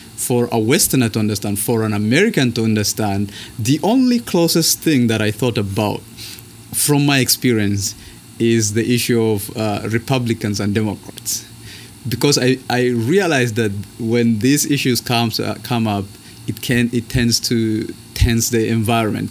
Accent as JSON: {"language": "English", "region": "northern Kenya", "country": "Kenya", "tie": "born or raised there", "moved": "as an adult", "lives_now": "United States", "said": "I am from uh, born and raised in Kenya, and I am in the States as a student"}